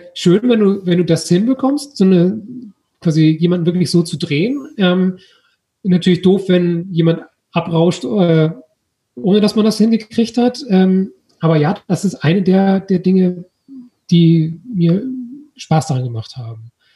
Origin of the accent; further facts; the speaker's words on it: Germany; wir eben als Deutsche